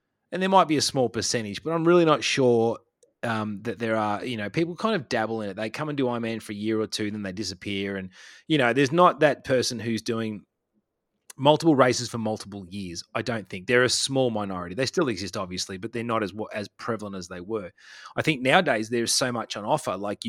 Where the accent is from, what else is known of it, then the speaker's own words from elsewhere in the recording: Australia; I can just be the angry Australian down here.